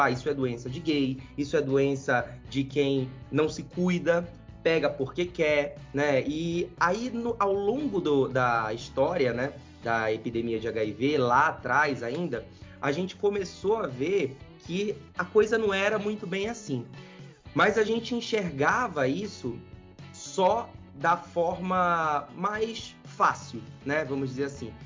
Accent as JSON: {"language": "Portuguese", "town": "Belém", "region": "Pará", "country": "Brazil", "tie": "born or raised there", "moved": "yes", "lives_now": "São Paulo, Brazil", "said": "Eu sou lá de cima, sou de Belém do Pará, tá? Nasci lá, me criei lá"}